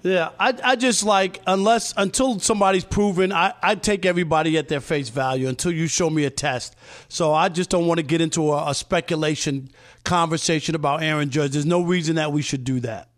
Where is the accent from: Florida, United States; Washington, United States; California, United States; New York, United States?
New York, United States; I grew up in New York watching the Mets